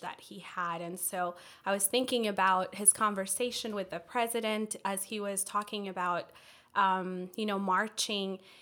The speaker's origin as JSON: {"language": "English", "country": "Ethiopia", "also_born_or_lived": "Washington, D.C. area", "moved": "yes", "lives_now": "Fort Mill, United States", "said": "my family and I moved from the D C area. Uh, we're originally from Ethiopia"}